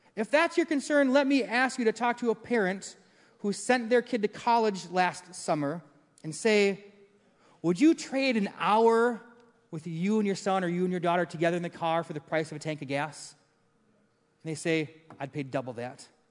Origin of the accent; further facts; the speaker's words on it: Maple Grove, Minnesota, United States; I grew up in Maple Grove. We moved there when it was farmland